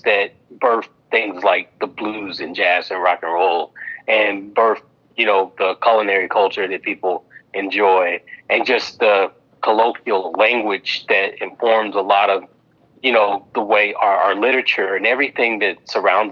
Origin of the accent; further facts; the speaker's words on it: Memphis, Tennessee, United States; my background growing up in Memphis, Tennessee